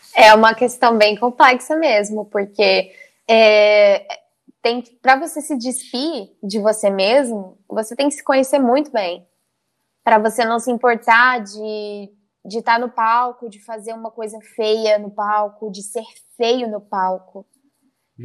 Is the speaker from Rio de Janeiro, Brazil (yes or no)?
yes; South Fluminense, interior of Rio de Janeiro, Brazil; accent: mineiro-influenced, not carioca; now in Brusque, Brazil; aonde eu uhum. morava era sul fluminense, que se falava, né? Porque era o interior do Rio, perto uhum. de Minas ali. Então a gente também tinha muita influência do sotaque mineiro